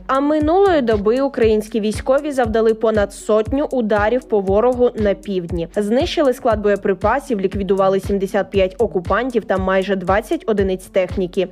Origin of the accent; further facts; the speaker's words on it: Ukraine; Ми з України.